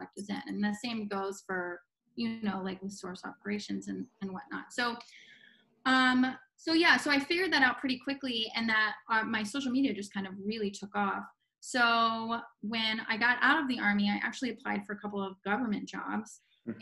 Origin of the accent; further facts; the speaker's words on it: Palm Beach, Florida, United States; moved away as an adult; this kid from Palm Beach, Florida, mm-hmm. and I lived there most of my life. And I like I'm born and raised in Florida.